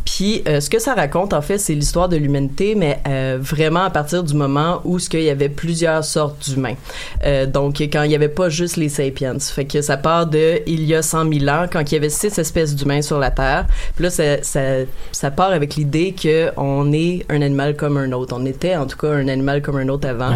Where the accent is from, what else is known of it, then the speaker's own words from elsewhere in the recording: Montreal, Quebec, Canada; je suis née à Montréal